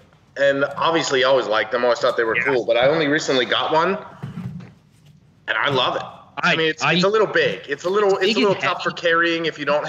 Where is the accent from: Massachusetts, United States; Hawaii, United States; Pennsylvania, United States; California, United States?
Pennsylvania, United States; Erie; I was born in Erie, Pennsylvania.